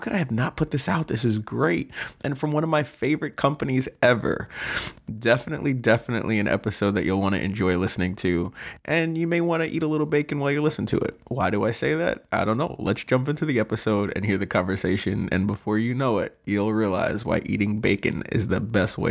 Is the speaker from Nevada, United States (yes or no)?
no; Long Island, New York, United States; moved away; also born or lived in Albany, New York; I'm originally from New York, which you didn't even know, Long Island